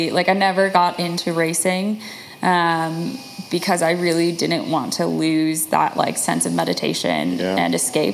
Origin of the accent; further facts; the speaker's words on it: Chicagoland, Illinois, United States; outside of Chicago, so in the suburbs. So Chicagoland.